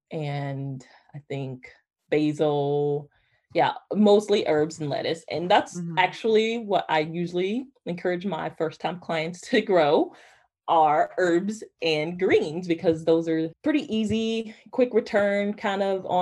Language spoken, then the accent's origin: English; Georgia, United States; now in North Carolina, United States; I grew up in Georgia